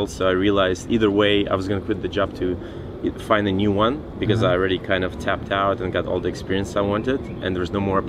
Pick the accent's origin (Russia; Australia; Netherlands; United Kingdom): Russia; Siberia; now in San Francisco, United States; Originally I'm from Siberia, Russia, but I have lived in San Francisco for 23 years.